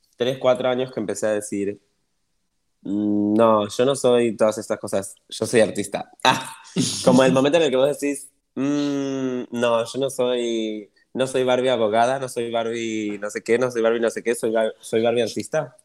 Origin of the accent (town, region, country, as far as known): Argentina